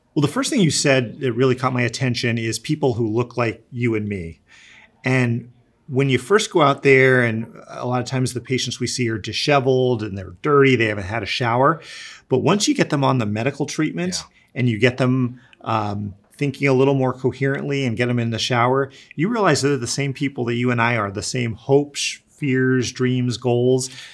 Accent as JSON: {"language": "English", "region": "East Coast", "country": "United States", "tie": "born or raised there", "said": "I grew up in the East Coast"}